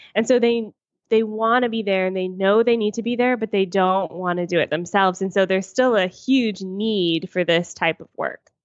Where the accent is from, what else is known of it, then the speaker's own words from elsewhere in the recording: United States; moved away as an adult; also born or lived in Atlanta, United States; now in Toronto, Canada; I'm American and I lived in Atlanta at the time